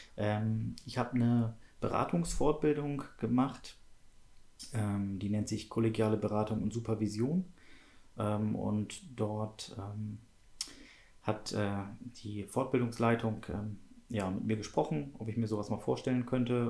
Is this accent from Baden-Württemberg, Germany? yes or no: no; Schleswig-Holstein, Germany; ich bin in Schleswig-Holstein geboren